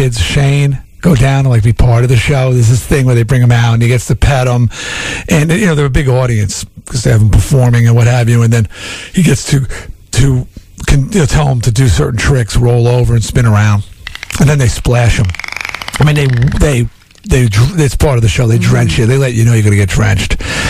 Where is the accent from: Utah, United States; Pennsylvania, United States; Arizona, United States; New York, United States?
New York, United States; Long Island; now in Connecticut, United States; I'm from Long Island